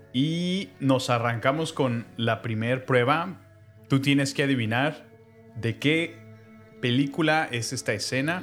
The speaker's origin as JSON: {"language": "Spanish", "country": "Mexico"}